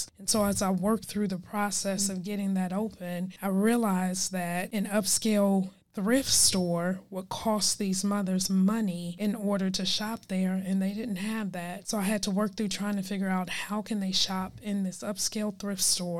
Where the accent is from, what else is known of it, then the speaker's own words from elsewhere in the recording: Chicago, Illinois, United States; moved away as an adult; now in Dallas, United States; Born and raised in Chicago, never lived anywhere else